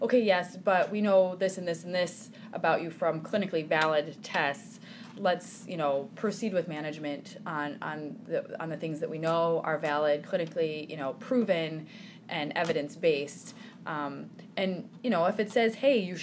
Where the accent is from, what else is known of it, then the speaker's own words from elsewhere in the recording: Sioux Falls, South Dakota, United States; also born or lived in New York City; I'm from Sioux Falls. I grew up here.